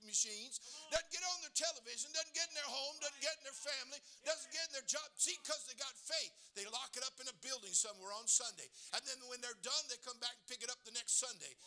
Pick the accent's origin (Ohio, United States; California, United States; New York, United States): California, United States; I'm born and raised in California